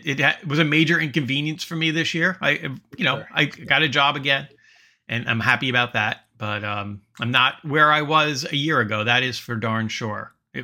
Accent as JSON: {"language": "English", "country": "United States", "said": "I'm so American."}